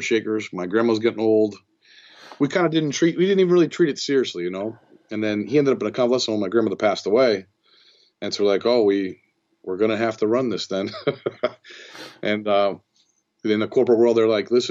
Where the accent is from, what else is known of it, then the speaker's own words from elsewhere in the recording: Middletown, Connecticut, United States; we grew up in Middletown, Connecticut, and there's a university here, Wesleyan University